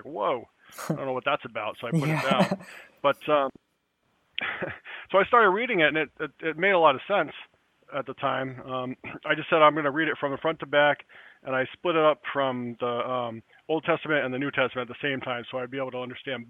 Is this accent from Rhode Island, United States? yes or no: yes; Newport, Rhode Island, United States; I grew up in Newport, Rhode Island, at a time when the city was kind of empty